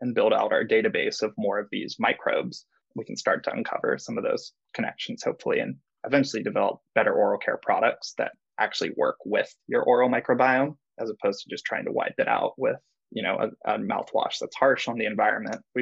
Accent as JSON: {"language": "English", "town": "San Clemente", "region": "California", "country": "United States", "also_born_or_lived": "San Diego, United States", "moved": "as an adult", "lives_now": "San Francisco, United States", "said": "I was from South Orange County, San Clemente. It's a little surf town. So we were pretty much beach people"}